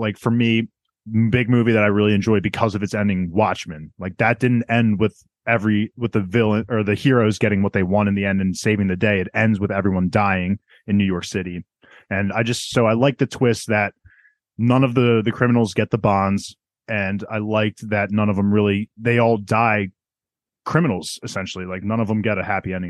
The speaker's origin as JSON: {"language": "English", "country": "South Korea", "said": "I'm from South Korean."}